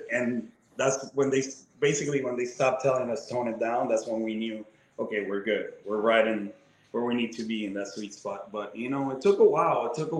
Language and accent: English; Puerto Rico; now in Chicago, United States; I'm a Chicago boy because I moved from Puerto Rico to Chicago and I lived there for 7 years. So I always tell people that that's the city that built me and made me into a man.